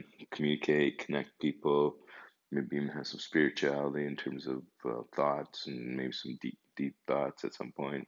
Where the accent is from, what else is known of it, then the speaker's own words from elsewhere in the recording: Calgary, Alberta, Canada; also born or lived in Lahore, Pakistan / Montreal; I'm 55 years old, originally from Calgary. Well, no, actually, I was born in Pakistan, Lahore, Pakistan